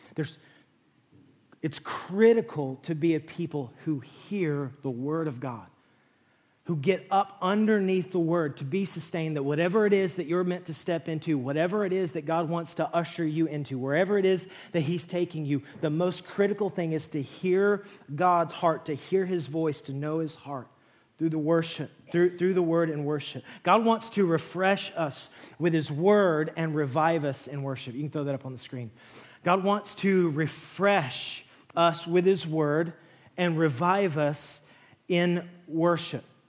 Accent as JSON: {"language": "English", "region": "West Texas", "country": "United States", "tie": "born or raised there", "moved": "yes", "said": "I grew up in West Texas"}